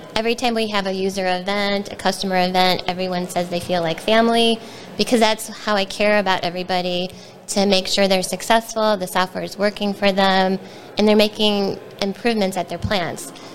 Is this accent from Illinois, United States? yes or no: yes; Wheeling, Illinois, United States; I grew up in Wheeling and went to Wheeling High School and went to Illinois Institute of Technology